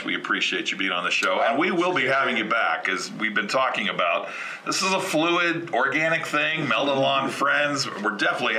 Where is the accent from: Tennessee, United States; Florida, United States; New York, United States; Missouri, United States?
Florida, United States; South; moved away; I'm originally from South Florida